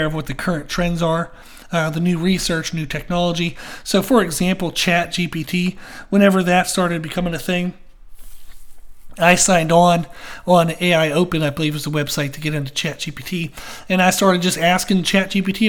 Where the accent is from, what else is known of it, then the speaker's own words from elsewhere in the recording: Pennsylvania, United States; now in Rock Hill, United States; I grew up in Pennsylvania.